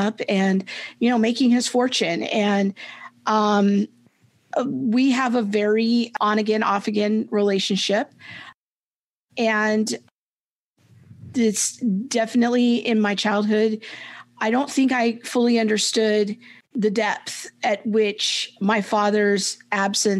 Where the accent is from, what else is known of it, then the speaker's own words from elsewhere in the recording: Southern California, United States; I was raised in Southern California by a single mom